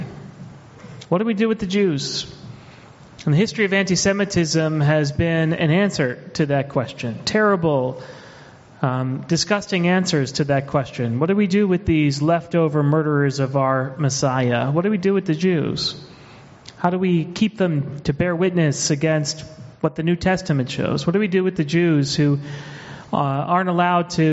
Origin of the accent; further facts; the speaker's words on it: Texas, United States; now in Los Angeles, United States; I grew up in Texas. I grew up in a small town in Texas